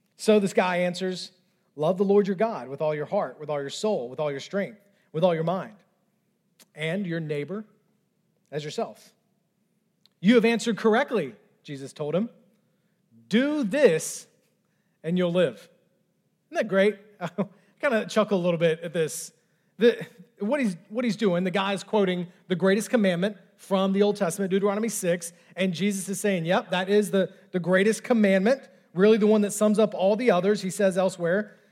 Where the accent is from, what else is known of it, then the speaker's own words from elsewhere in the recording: the South, United States; I know I'm in the South. I know I was raised in the South